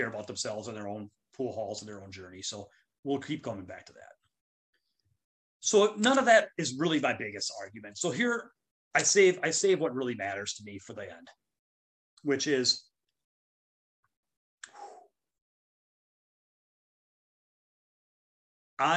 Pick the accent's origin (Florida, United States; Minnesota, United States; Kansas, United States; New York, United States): Minnesota, United States; my home state